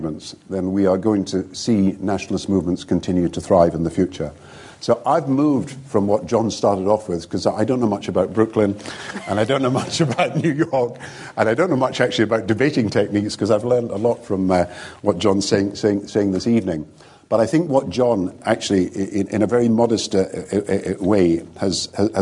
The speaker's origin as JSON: {"language": "English", "region": "Scotland", "country": "United Kingdom", "said": "I'm Scottish and British"}